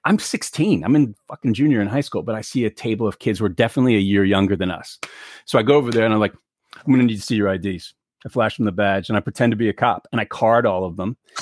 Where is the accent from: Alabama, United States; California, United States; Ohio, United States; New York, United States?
New York, United States; New York City; I grew up in New York City, I'd never really handled guns